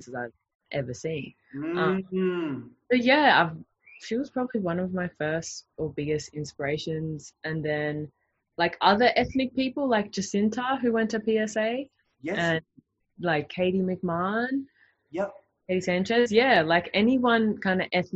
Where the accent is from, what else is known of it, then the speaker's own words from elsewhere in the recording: Noosa, Queensland, Australia; also born or lived in Sydney / Melbourne; I grew up in Noosa. I'm from Queensland